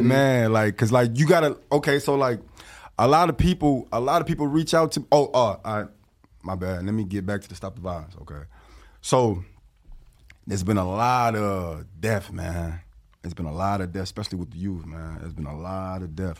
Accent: Rockford, Illinois, United States; also born or lived in Milwaukee, Wisconsin; I'm repping eight one five. Eight one five is the Freeport Rockford area

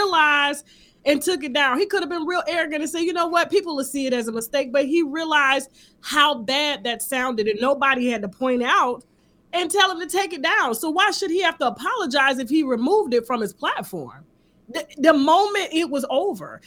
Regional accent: Panama City, Florida, United States; I'm from Panama City, Florida. We call it L.A. because it's right below Alabama.

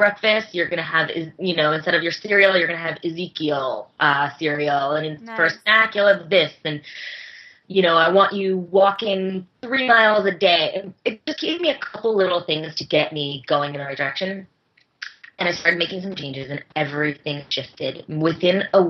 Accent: Bethlehem, Pennsylvania, United States; my hometown

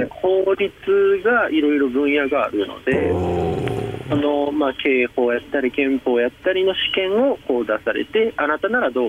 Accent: Kobe, Hyogo, Japan; そうですね神戸生まれ神

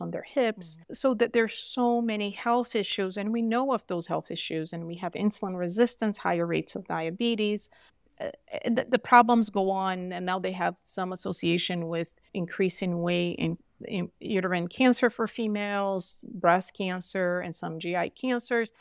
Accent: Brazil; now in Utah, United States; I'm from Brazil

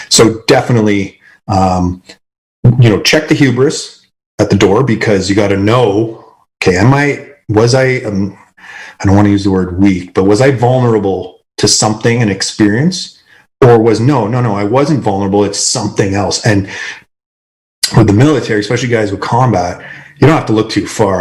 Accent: Canada; I'm Canadian

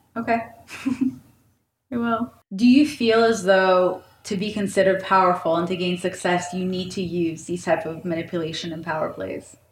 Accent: Israel; moved away; also born or lived in St. Petersburg, Russia; I grew up in Israel

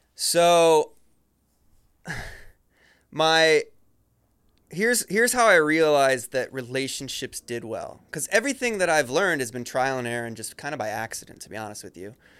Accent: Ohio, United States; I grew up in Ohio

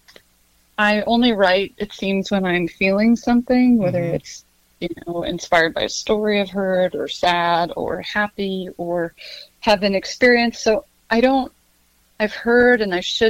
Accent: Montana, United States; growing up in Montana, you kind of love that Wild West sense

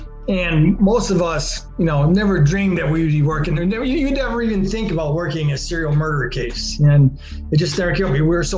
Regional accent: Chicago, Illinois, United States; I am from Chicago.

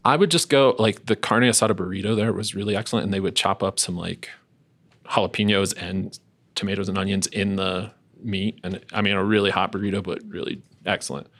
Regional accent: Denver, Colorado, United States; I'm from Southwest Denver and that was my spot

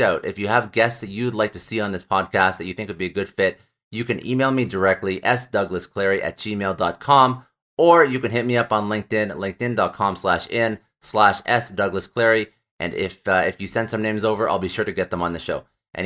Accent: Canada; I'm Canadian

